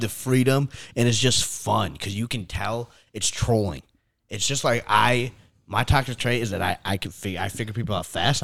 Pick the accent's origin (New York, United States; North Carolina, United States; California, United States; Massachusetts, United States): New York, United States; I'm from New York